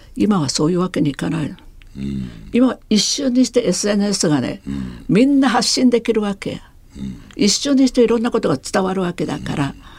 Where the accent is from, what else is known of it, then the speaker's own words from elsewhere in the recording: Taiwan; now in Japan; 私台湾出身ですから